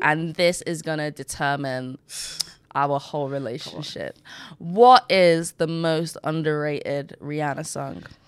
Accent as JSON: {"language": "English", "country": "Nigeria", "said": "I'm Nigerian"}